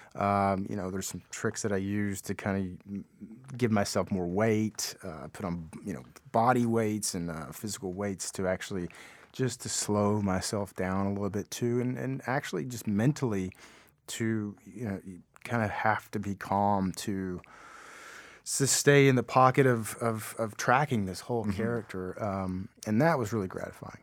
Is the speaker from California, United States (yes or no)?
no; Appalachia, Kentucky, United States; I grew up in Appalachia